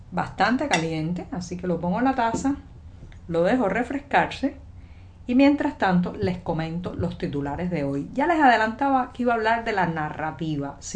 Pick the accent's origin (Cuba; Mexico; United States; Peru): Cuba; saludo desde La Habana. Llegó el lunes, sí, estoy reiniciando la semana informativa en este programa y yo … cubana, periodista, ciudadana.